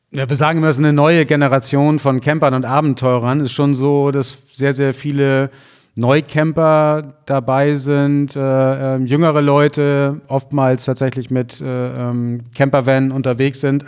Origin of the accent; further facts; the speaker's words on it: Germany; Ich bin südlich der Elbe aufgewachsen auf dem Dorf.